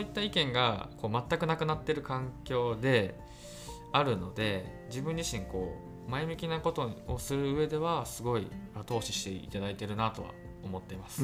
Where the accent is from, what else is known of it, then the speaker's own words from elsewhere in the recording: Nagoya, Aichi, Japan; 名古屋出身